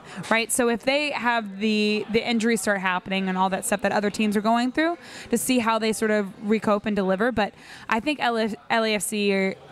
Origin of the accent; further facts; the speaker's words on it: the South, United States; I grew up in the South.